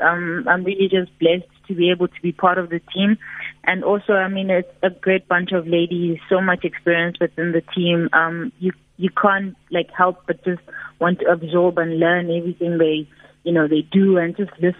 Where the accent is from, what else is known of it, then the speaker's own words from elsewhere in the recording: Pietersfontein, Mpumalanga, South Africa; moved away; also born or lived in Middelburg / Free State; So I'm originally from Pietersfontein. I grew up in Pietersfontein in Mpumalanga